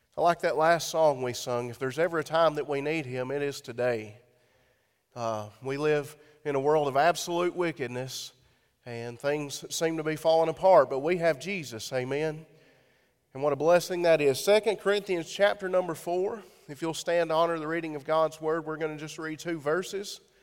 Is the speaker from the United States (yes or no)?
yes; Sparta, Tennessee, United States; I'm from Sparta.